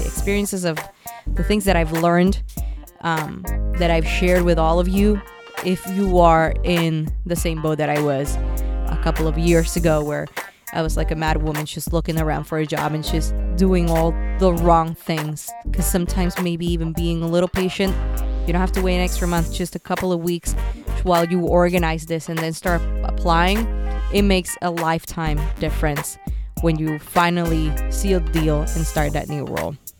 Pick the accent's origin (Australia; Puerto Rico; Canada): Puerto Rico; moved away; also born or lived in San Francisco / New York; I grew up in Puerto Rico